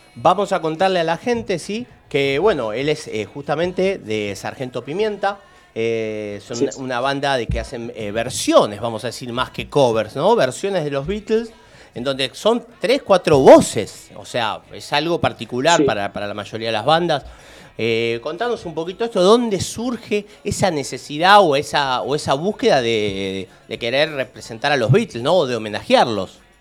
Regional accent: Lanús, Buenos Aires Province, Argentina; yo soy de Lanús

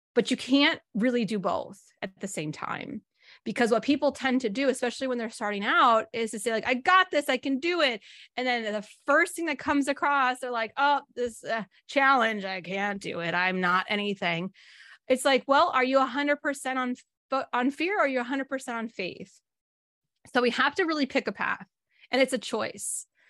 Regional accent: Northern California, United States; I grew up in Northern California

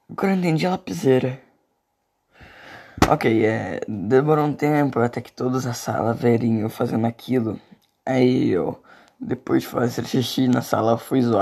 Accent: Minas Gerais, Brazil; Sou do sul de Minas. Não sei se é essa é uma gíria da minha cidade

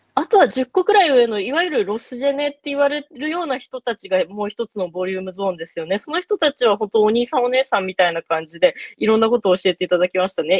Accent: Sapporo, Hokkaido, Japan; moved away as an adult; 22歳まで札幌で過ごしてた

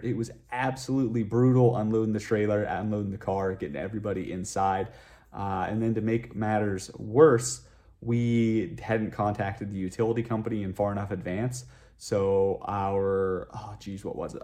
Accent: western Pennsylvania, United States; moved away as an adult; also born or lived in Rochester, New York; now in Las Vegas, United States; I'm originally from a small town in western Pennsylvania

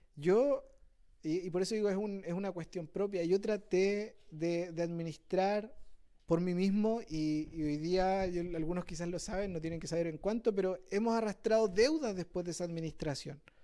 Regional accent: Quilpué, Valparaíso, Chile; yo soy de Quilpué también

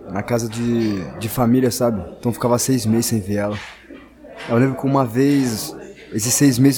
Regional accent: Espírito Santo, Brazil; moved away; also born or lived in Campinas; tenho 33 anos, sou de Campinas, 019, mas eu cresci em outro estado, Espírito Santo, Terra dos Capixaba.

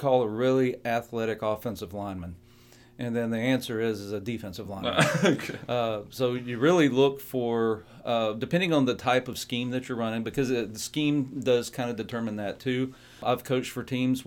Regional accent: the South, United States; growing up in the South

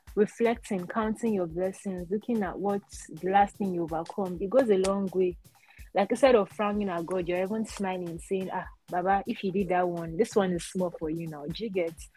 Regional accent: Nigeria; as a Nigerian

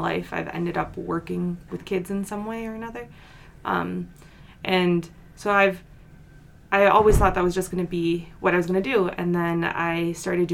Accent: New York, United States; moved away; I'm originally from New York

